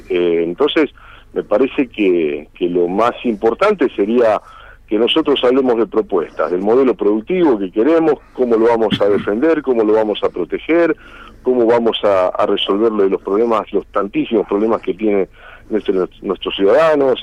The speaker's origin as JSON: {"language": "Spanish", "country": "Argentina", "said": "somos argentinos"}